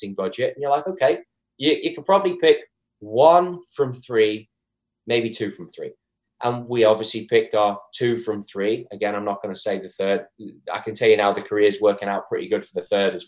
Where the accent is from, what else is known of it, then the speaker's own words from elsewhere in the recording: Liverpool, North West England, United Kingdom; moved away; me from Liverpool, England